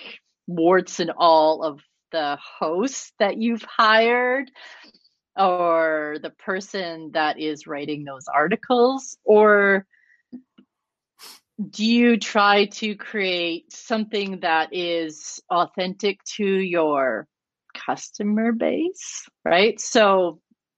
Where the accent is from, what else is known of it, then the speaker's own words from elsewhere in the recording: Canada; I'm Canadian